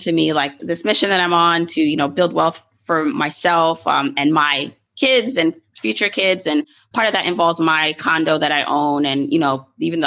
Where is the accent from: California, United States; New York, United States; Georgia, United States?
New York, United States; New York City; growing up in Brooklyn